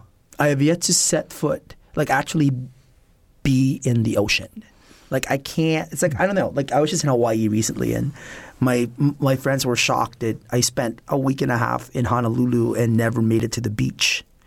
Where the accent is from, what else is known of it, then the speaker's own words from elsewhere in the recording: Philippines; also born or lived in Manila; So I was born in Manila, which is the largest city in the Philippines, but I grew up mostly in the provinces, 5 hours south of Manila